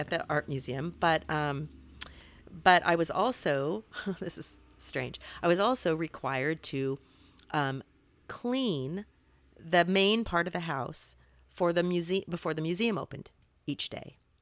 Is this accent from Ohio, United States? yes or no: no; Salem, Oregon, United States; moved away as an adult; also born or lived in Los Angeles; I grew up in Salem